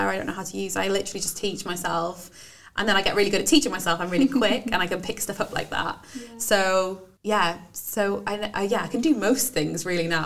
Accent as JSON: {"language": "English", "region": "Wales", "country": "United Kingdom", "accent": "Welsh/Brummie", "said": "my family say, You sound really Welsh. Oh, and like, so my accent changes a lot."}